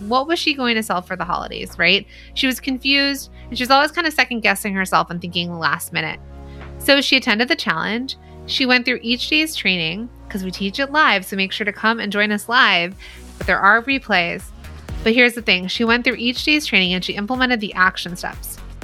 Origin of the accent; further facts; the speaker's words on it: San Bernardino Valley, California, United States; I'm from the San Bernardino Valley. I'm a Valley girl, mall rat